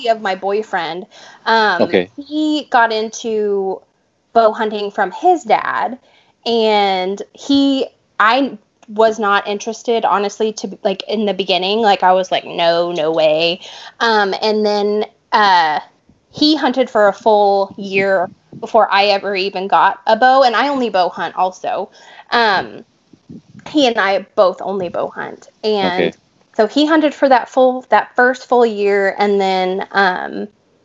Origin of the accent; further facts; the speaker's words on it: Texas, United States; I am from Texas, born and raised.